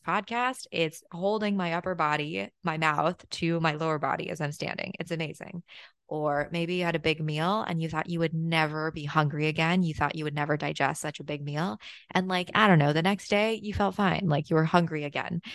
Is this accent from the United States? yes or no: no; China; moved away; my hometown in China